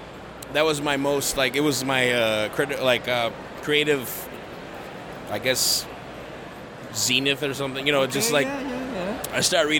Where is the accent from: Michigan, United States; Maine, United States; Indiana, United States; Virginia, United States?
Michigan, United States; Detroit; Well, first and foremost, because it is my hometown. I mean, I am from Detroit.